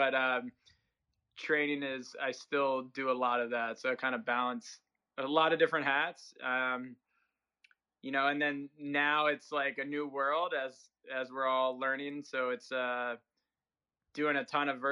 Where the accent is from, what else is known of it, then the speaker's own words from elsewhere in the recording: Southern Maryland, United States; I grew up in Southern Maryland